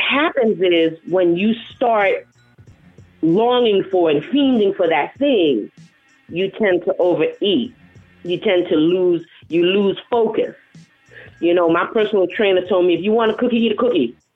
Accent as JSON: {"language": "English", "town": "New York City", "region": "New York", "country": "United States", "accent": "New York", "moved": "as an adult", "lives_now": "North Carolina, United States", "said": "I'm from the South Bronx."}